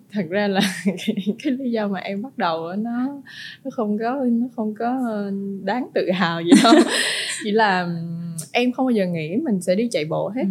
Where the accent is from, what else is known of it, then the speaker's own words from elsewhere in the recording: Vietnam; mình là người Việt Nam